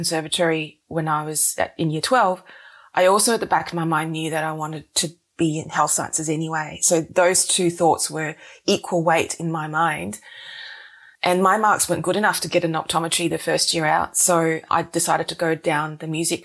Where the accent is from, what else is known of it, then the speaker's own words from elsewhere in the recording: Wellington, New Zealand; moved away as an adult; also born or lived in Singapore / Melbourne, Australia; now in Australia; I was born in New Zealand, then moved to Singapore, then back to New Zealand.